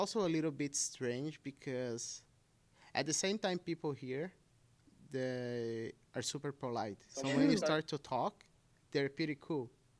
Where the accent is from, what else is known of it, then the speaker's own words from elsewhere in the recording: Brazil; English is a second language; moved away as an adult; now in Ottawa, Canada; I'm from Brazil. I'm an international student here at Algonquin College. I'm a broadcast student. And yeah, so I moved to Canada in January, and I'm living here since then.